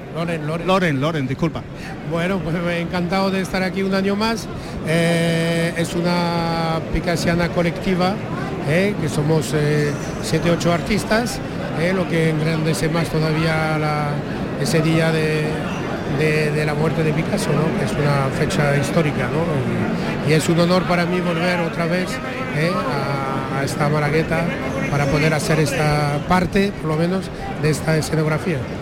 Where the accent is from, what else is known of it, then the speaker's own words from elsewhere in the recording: Paris, Île-de-France, France; now in Málaga, Spain; nací en París y vivo en Málaga